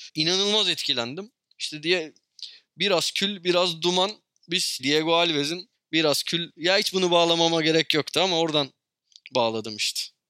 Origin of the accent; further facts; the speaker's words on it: Istanbul, Turkey; Ben Sarıyer'de büyüdüm.